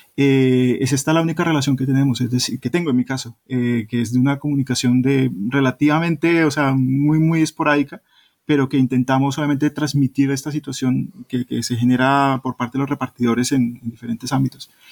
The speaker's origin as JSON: {"language": "Spanish", "country": "Colombia", "moved": "yes", "lives_now": "Spain", "said": "soy de Colombia, que no soy de Perú"}